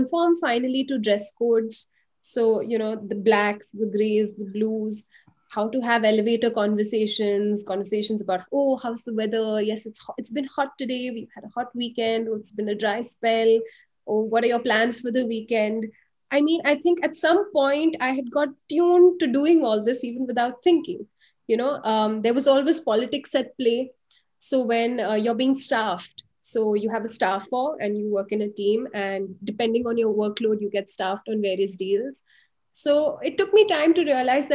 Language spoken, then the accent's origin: English; India; being an Indian woman, I got, you know, an investment banking job